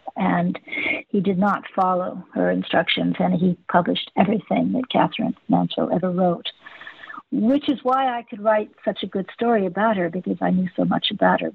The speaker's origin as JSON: {"language": "English", "town": "Los Angeles", "region": "California", "country": "United States", "tie": "born or raised there", "said": "I grew up in Hollywood"}